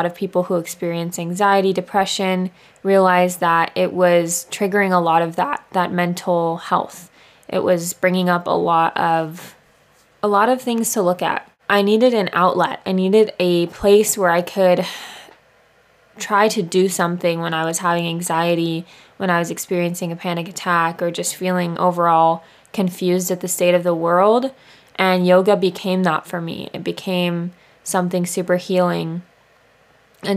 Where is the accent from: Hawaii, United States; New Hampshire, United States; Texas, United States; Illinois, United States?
Hawaii, United States; Maui; also born or lived in Santa Barbara; I grew up here in Maui